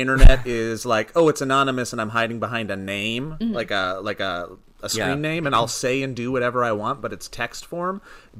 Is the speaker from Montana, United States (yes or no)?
yes; Montana, United States; growing up in Montana.